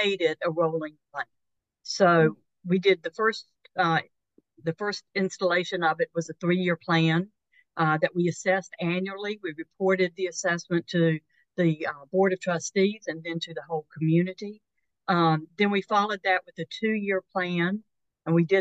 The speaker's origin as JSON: {"language": "English", "region": "North Carolina", "country": "United States", "tie": "born or raised there", "said": "when I was growing up in North Carolina"}